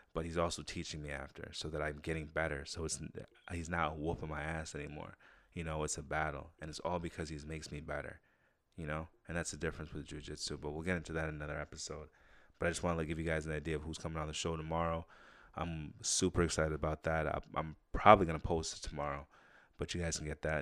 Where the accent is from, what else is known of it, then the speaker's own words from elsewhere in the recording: Saratoga, United States; growing up in Saratoga.